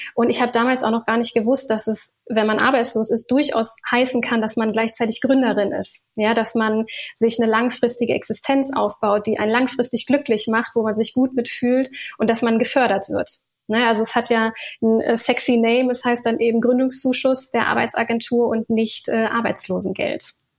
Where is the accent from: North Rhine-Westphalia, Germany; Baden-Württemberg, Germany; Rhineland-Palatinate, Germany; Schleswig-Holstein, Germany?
North Rhine-Westphalia, Germany; Ruhr area; also born or lived in Berlin; ich komme ursprünglich aus dem Ruhrgebiet